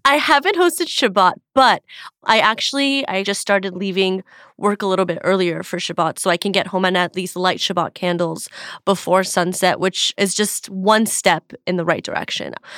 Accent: Beverly Hills, California, United States; growing up in Beverly Hills and having parents that were, you know, Persian Jewish immigrants

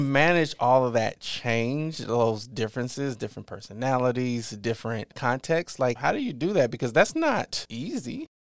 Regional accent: Mounds, Illinois, United States; moved away; my hometown, Mounds, is about ten minutes west

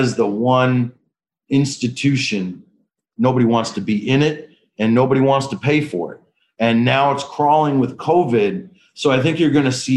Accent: Detroit, Michigan, United States; moved away as an adult; now in Washington, D.C., United States; I was born to two med students at Wayne State Med School in Detroit, Michigan. So, you know, being raised by two primary care docs in an inner city

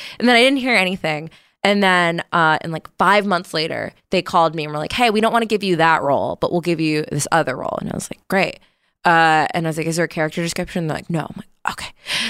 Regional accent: East Coast, United States; I love New York so much. I still prefer it in many ways. I'm from the East Coast.

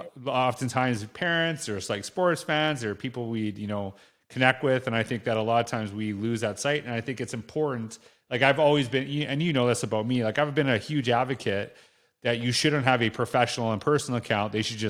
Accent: Canada; Yeah, because, like, you know, being Canadian, I love teams, but also I'm Canadian

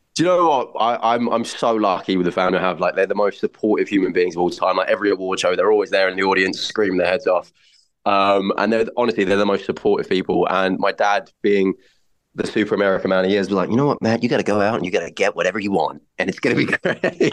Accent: North Weald, East of England, United Kingdom; also born or lived in Barnet, London; Essex and grew up and spent the rest of my kind of childhood in a little village in Essex called North Weald.

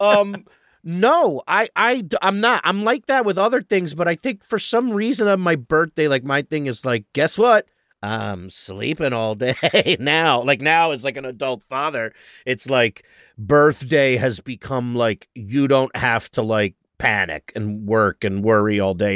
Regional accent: New York, United States; moved away as an adult; now in Los Angeles, United States; being in Los Angeles as a New Yorker

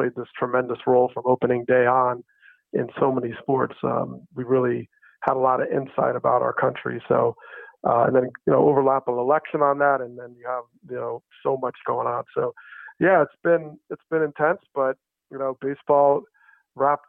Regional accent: New Jersey, United States; I grew up in New Jersey

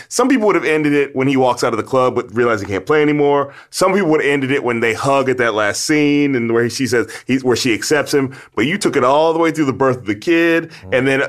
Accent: Chicago, Illinois, United States; moved away as an adult; also born or lived in Philadelphia; I grew up in Chicago, actually. I was in Chicago at that point. Then I went to college in Philadelphia. Yeah, Hyde Park

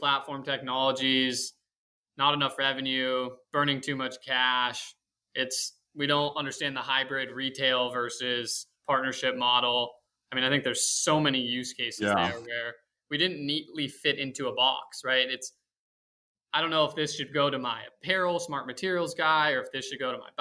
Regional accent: West Coast, United States; I grew up on the West Coast

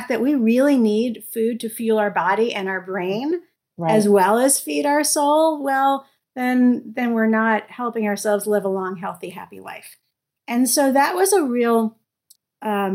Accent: New York City, New York, United States; moved away; I grew up in New York City where we have tons of food options

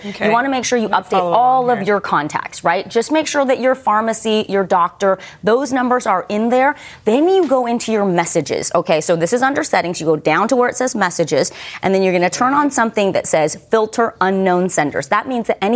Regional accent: Sonoma County, California, United States; moved away; I grew up in Sonoma County

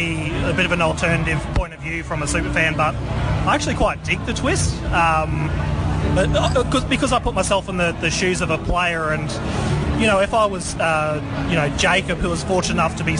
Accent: Queensland, Australia; I think as a Queenslander, growing up as a child

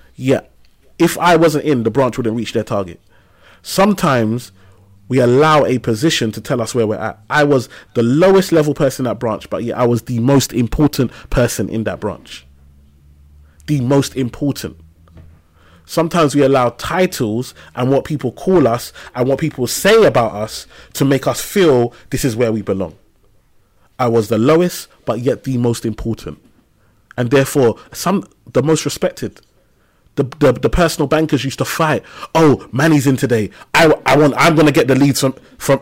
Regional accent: London, United Kingdom; I grew up in Tower Hamlets, East London, and um, on a council estate in a place called Limehouse

